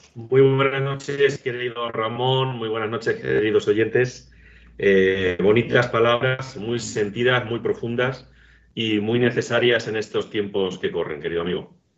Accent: Agudo, Castilla-La Mancha, Spain; los cielos de Agudo, mi pueblo

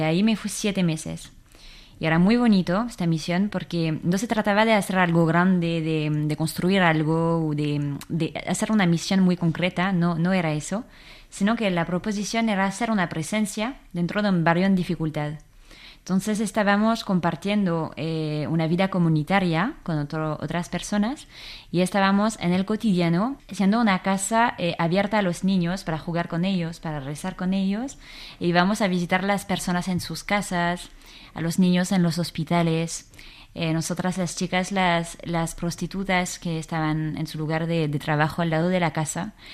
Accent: Versailles, Île-de-France, France; Spanish is a second language; moved away as an adult; now in Spain; yo soy de Versalles entonces, em, claro, siempre crecí en, en, una familia católica

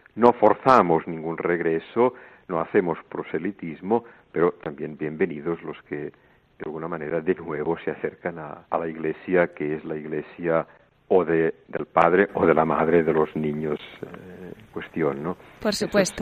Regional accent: El Vendrell, Catalonia, Spain; moved away as an adult; also born or lived in Montserrat; now in Greece; yo nací en un pueblo que se llama Vendrell, cerca de Tarragona

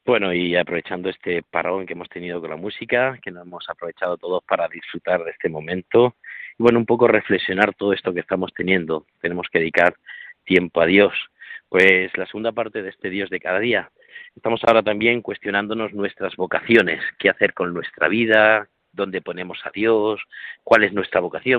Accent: Corral de Almaguer, Castilla-La Mancha, Spain; now in Alcuéscar, Spain; allí en Corral de Almaguer, en mi pueblo

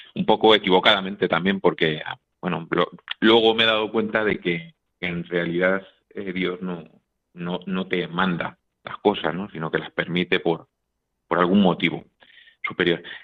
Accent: Madrid, Community of Madrid, Spain; Yo, soy de Madrid, eh, vivía en Madrid, en, en un, pues, en una urbanización buena con mis padres

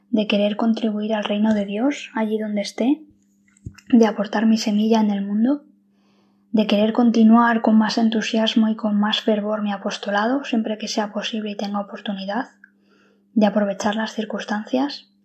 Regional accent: Madrid, Community of Madrid, Spain; soy de Madrid, estudié Derecho en la Universidad Autónoma de Madrid

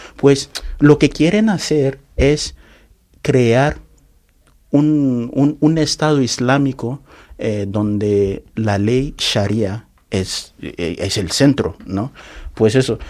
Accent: Yola, Adamawa, Nigeria; Spanish is a second language; also born or lived in Nnobi, southeast Nigeria; now in Spain; yo nací en Nonicha, eh, sureste de Nigeria, que es mi raíz natal, pero desde mi infancia eh, he pasado la mayor parte de mi vida en Yola, en noreste de Nigeria

